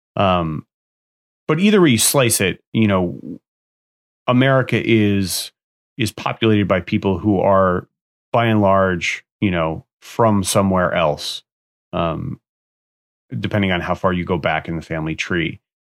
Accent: United States; I live in the U S, I'm from the U S, I'm an American citizen

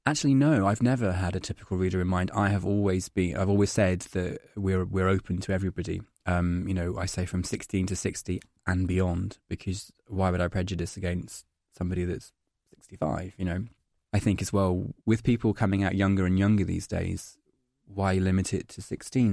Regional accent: Scotland, United Kingdom; moved away as an adult; now in London, United Kingdom; I'm Scottish

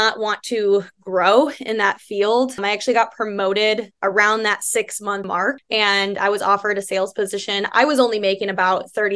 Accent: Illinois, United States; moved away as an adult; now in Arizona, United States; Born and raised in Illinois, moved out to Arizona. And I've been out here for, almost 4 years now

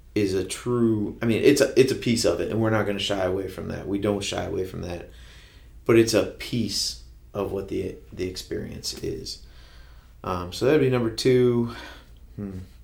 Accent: Kenton, Ohio, United States; moved away as an adult; also born or lived in Findlay, Ohio; now in Fostoria, United States; I'm from Kenton, Ohio. Uh, grew up there

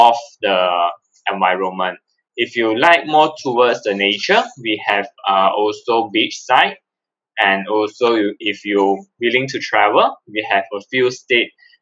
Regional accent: Ipoh, Perak, Malaysia; my hometown is at Ipoh, about 2.5 to 3 hours journey drive to Kuala Lumpur

